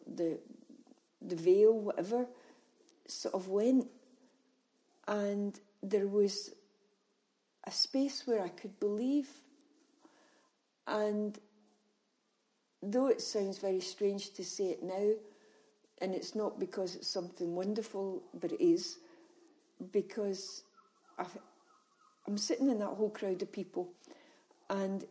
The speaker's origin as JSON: {"language": "English", "region": "Scotland", "country": "United Kingdom", "said": "being Scottish"}